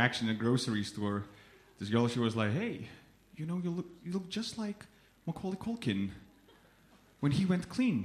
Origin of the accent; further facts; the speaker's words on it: Lithuania; moved away as an adult; now in United Kingdom; I moved here a few years ago from Lithuania